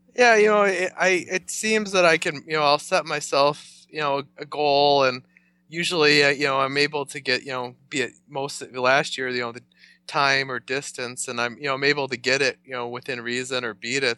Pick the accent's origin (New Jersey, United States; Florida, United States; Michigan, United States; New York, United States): New York, United States; north of Buffalo; moved away as an adult; now in Rochester, United States; I came from just, uh, north of Buffalo. I came up here for college and kinda never left